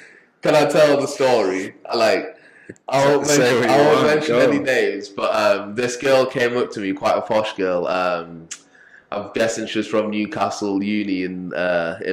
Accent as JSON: {"language": "English", "country": "Zimbabwe", "said": "I'm from Zimbabwe"}